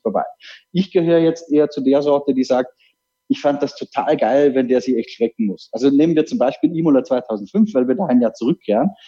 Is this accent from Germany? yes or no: no; Austria; für mich als Österreicher